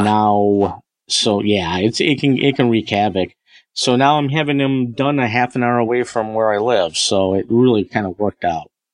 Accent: Northern Michigan, United States; also born or lived in Greater Detroit, Michigan; we moved up to Northern Michigan. I think in 77

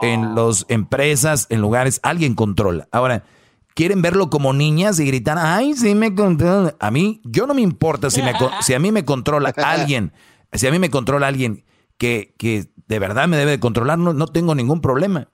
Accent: Monterrey, Nuevo León, Mexico; soy de Monterrey, somos regios

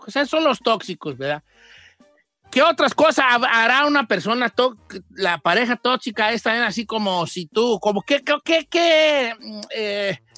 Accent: Guadalajara, Jalisco, Mexico; Es que yo soy de Guadalajara, ya decimos tóxico.

